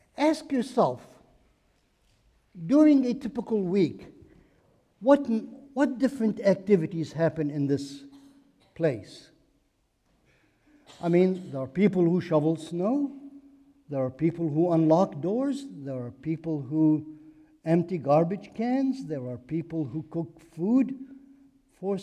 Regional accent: Beirut, Beirut Governorate, Lebanon; moved away as an adult; now in United States; I am Lebanese by birth. I grew up in Beirut, Lebanon, and came to this country as a student to study in college

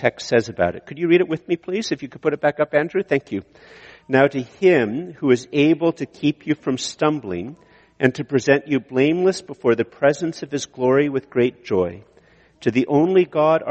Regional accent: Canada; I'm a Canadian

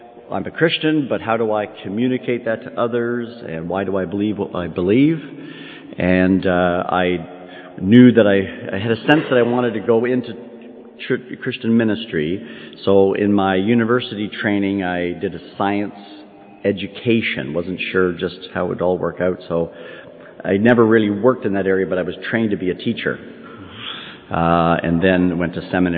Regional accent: outside the Toronto area, Ontario, Canada; moved away as an adult; now in Kentucky, United States; for the first 18 years of my life, I grew up and born and raised in Canada, outside the Toronto area

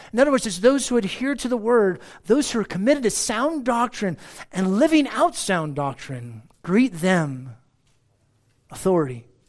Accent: United States; I'm an American

